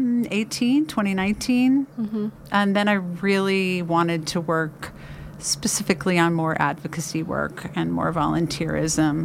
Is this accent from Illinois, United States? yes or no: no; Washington, District of Columbia, United States; moved away as an adult; also born or lived in Louisville, Kentucky / New York / Bay Area, California; now in Grass Valley, United States; I grew up, I was born in Louisville, Kentucky, and I grew up in the suburbs of Washington, D.C.